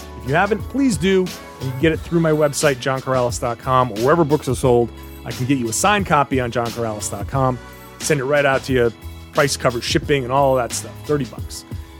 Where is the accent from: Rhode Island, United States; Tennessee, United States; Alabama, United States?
Rhode Island, United States; Pawtucket; when I was a kid growing up in Pawtucket